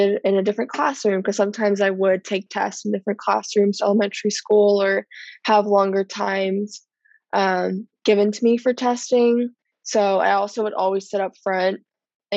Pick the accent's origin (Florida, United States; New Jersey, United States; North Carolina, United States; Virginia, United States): Virginia, United States; also born or lived in San Diego, California; I was born in San Diego, but I moved to Virginia the middle of my first grade year